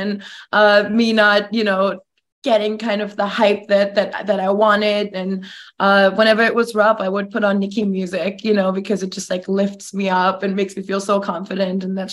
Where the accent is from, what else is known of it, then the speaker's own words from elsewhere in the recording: Germany; moved away as an adult; now in Los Angeles, United States; I'm from Germany. I was born and raised there. I moved to LA at 19.